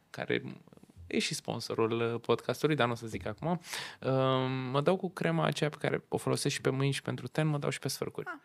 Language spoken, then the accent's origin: Romanian; Romania; Știu că noi întotdeauna ca român, când ne ducem pe afară, ne uităm în parcuri și zicem, mamă ce mișto aici